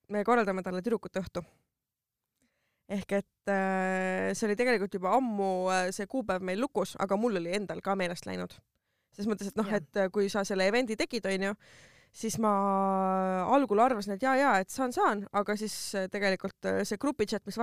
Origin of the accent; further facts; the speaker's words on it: Tallinn, Harju County, Estonia; ma olen Lasnamäelt